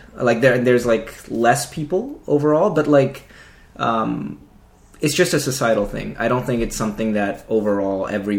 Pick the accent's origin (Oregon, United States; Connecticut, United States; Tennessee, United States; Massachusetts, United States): Tennessee, United States; Nashville; also born or lived in Islamabad, Pakistan; I am from Nashville, yeah. Not born here, but pretty much raised here.